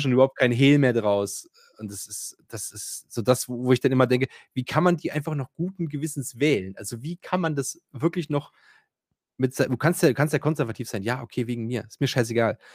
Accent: Themar, Thuringia, Germany; ich komme ja aus Thema

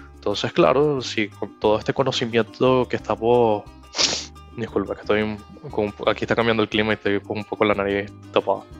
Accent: Venezuela; moved away; also born or lived in United States; como venezolano

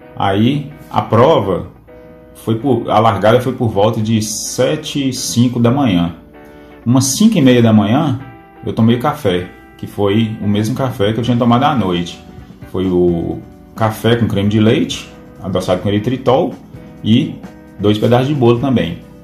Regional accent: Pedra Azul, Minas Gerais, Brazil; sou da cidade de Pedra Azul, Minas Gerais.

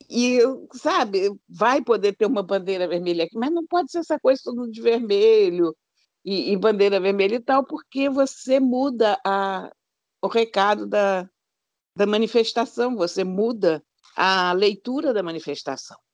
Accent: Brazil; no exterior enquanto brasileiro

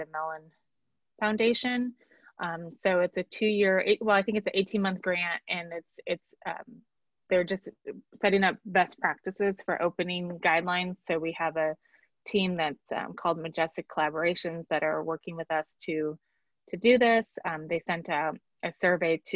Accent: Kansas City, Missouri, United States; accent: Wisconsin; also born or lived in Sheboygan, Wisconsin; I grew up in Sheboygan, but really grew up in Kansas City. This is my home

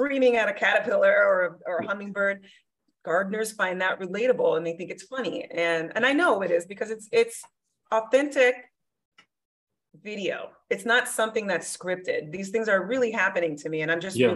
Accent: Miami, Florida, United States; now in Arizona, United States; I'm from Miami, Florida.

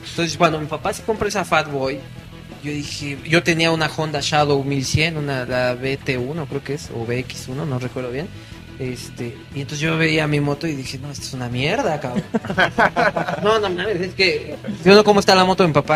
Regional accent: Tlaxcala, Mexico; yo soy de Tlaxcala, si existe Tlaxcala

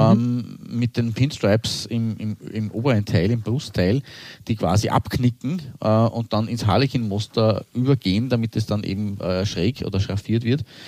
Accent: Austria; als Österreicher

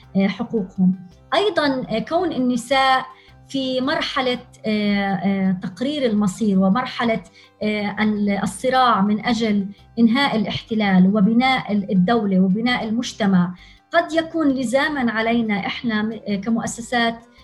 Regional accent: Palestine; نحن كفلسطينيين وفلسطينيات

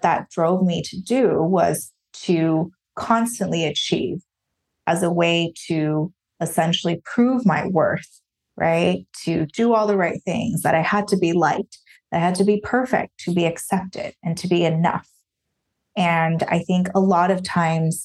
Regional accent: Taiwan; moved away as an adult; now in United States; I grew up in Taiwan.

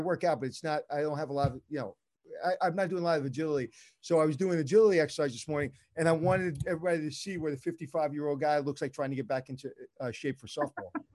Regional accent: New York City, New York, United States; I'm from Brooklyn

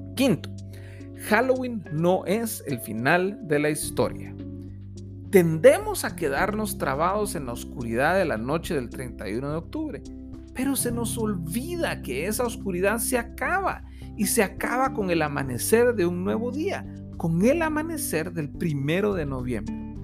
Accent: Guatemala; Como guatemaltecos celebramos

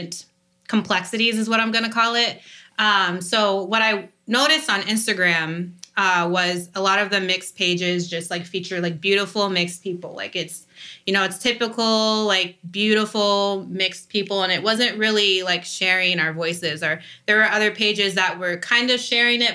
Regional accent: Sarasota, Florida, United States; also born or lived in Nantucket, Massachusetts / Port Charlotte, Florida / Fort Myers, Florida; I grew up in Sarasota, Florida, went to high school at Port Charlotte High School

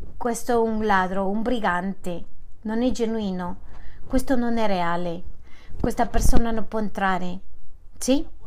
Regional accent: Manizales, Caldas, Colombia; moved away as an adult; also born or lived in London

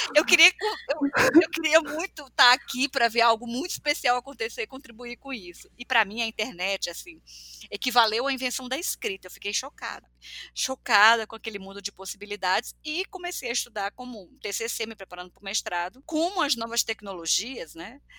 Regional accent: Piauí, Brazil; eu nasci no mundo, eu nasci no Piauí, num mundo que era muito desconectados

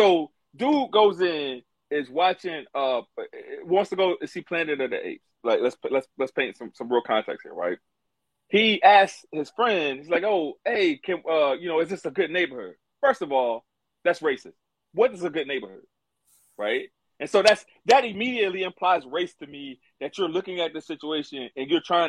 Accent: the South, United States; Growing up in the South

